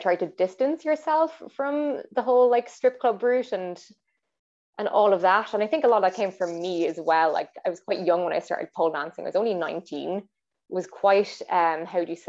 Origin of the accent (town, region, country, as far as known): Ireland; born or raised there